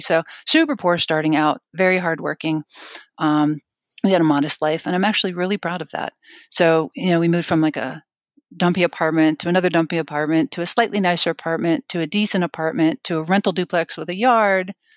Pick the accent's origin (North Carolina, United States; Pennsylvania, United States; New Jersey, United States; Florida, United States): Pennsylvania, United States; Scranton; I was born in Scranton, Pennsylvania.